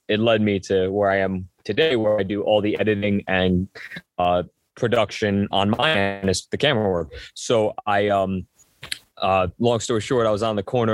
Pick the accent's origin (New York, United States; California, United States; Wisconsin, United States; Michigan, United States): New York, United States; Hopewell Junction; I grew up actually in a town called Hopewell Junction, New York, which is about 10 minutes from Poughkeepsie